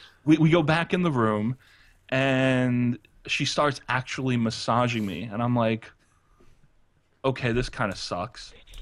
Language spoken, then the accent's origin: English; United States; Well, since I'm American, so my eyes are going to get really, really gigantic.